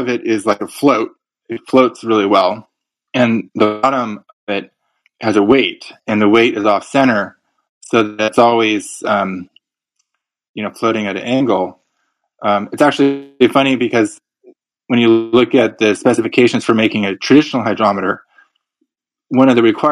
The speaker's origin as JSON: {"language": "English", "area": "Santa Rosa", "region": "California", "country": "United States", "tie": "born or raised there", "also_born_or_lived": "Marin County, California", "said": "in my hometown, Russian River Brewing Company"}